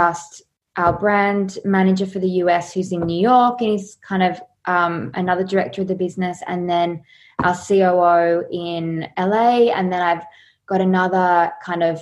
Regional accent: Sydney, New South Wales, Australia; also born or lived in Los Angeles; now in Byron Bay, Australia; I'm from Sydney, and then I've just lived in Byron over the years.

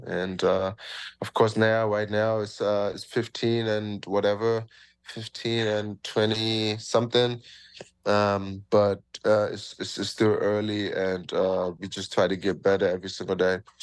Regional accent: Germany; moved away as an adult; now in Toronto, Canada; I'm from Germany

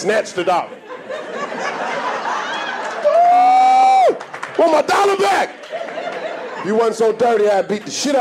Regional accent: the South, United States; I'm from the South

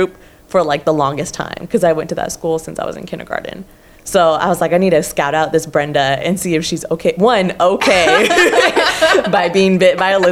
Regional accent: Orange County, California, United States; I was also born and raised in Orange County

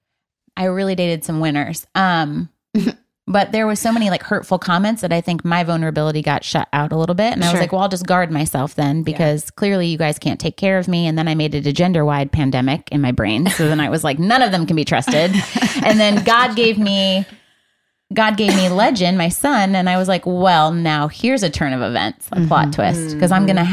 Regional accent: Michigan, United States; moved away; from Michigan

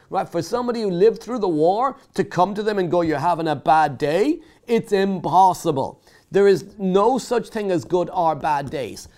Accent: Ireland; now in United Kingdom; I grew up in Ireland, I moved to the UK

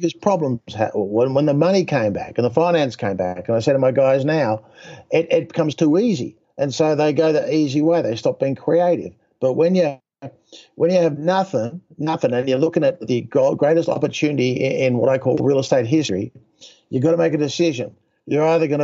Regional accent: Australia; moved away as an adult; also born or lived in Texas; I'm an Australian guy

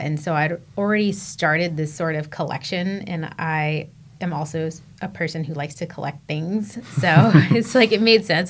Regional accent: San Diego, California, United States; moved away as an adult; also born or lived in Colorado; I grew up in San Diego. I was a beach kid.

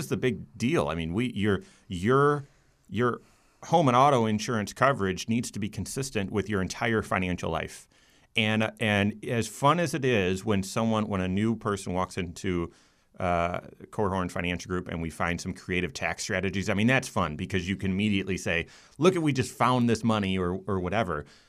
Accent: Grand Rapids, Michigan, United States; also born or lived in Rochester, New York; growing up in Grand Rapids

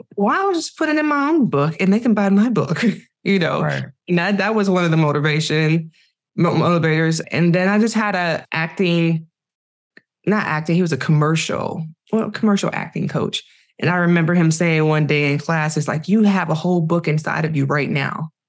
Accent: Cleveland, Ohio, United States; moved away as an adult; now in Los Angeles, United States; I'm from Cleveland. I'm, that's that's who raised me to be who I am today

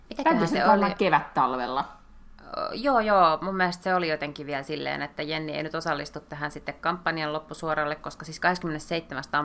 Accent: Lahti, Päijät-Häme, Finland; moved away; Siis Lahestahan olen

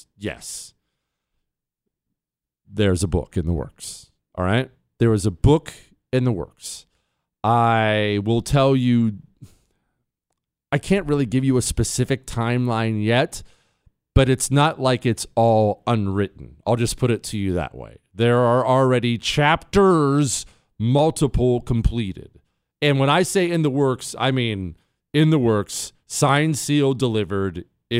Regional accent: United States; Because I'm an American. That's why.

